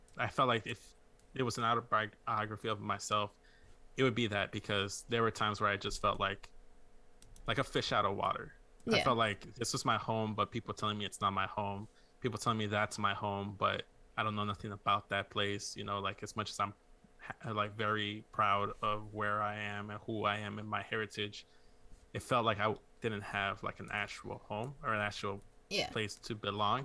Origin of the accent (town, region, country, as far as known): Chicago, Illinois, United States; born or raised there; also born or lived in Mexico